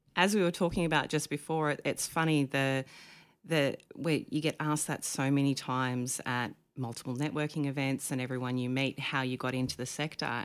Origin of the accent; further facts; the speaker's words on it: Dalmeny, New South Wales, Australia; moved away as an adult; also born or lived in Canberra; now in Queensland, Australia; I grew up on the south coast of New South Wales in a little teeny tiny town called Dalmeny, which is near Bateman's Bay